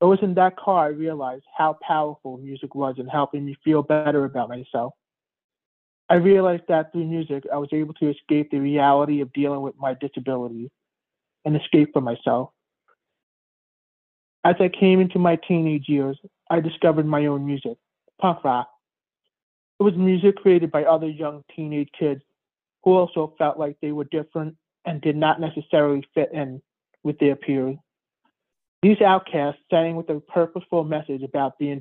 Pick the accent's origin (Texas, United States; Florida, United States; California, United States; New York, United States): New York, United States; New York City; I was born premature in April of 1984 at St. Joseph's Hospital in Queens, New York